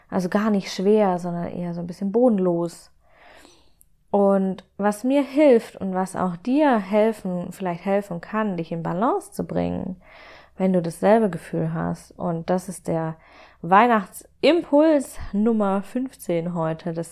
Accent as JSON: {"language": "German", "region": "Baden-Württemberg", "country": "Germany", "tie": "born there", "said": "Ich bin ja gebürtige Schwäbin und habe damit die Linsen mit Spätzle in die Wiege gelegt bekommen, sozusagen."}